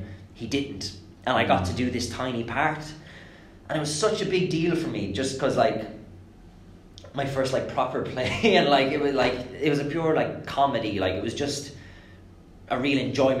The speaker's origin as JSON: {"language": "English", "region": "just outside Thurles in Tipperary", "country": "Ireland", "tie": "born or raised there", "also_born_or_lived": "England", "said": "I grew up in England, actually, but moved over to Ireland. All my family is Irish. Mum and dad are Irish and stuff. When I was maybe 8 or 9 or something."}